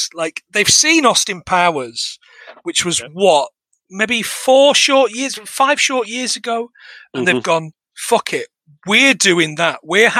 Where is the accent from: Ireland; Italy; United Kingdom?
United Kingdom; Manchester, North West England; I'm from Manchester.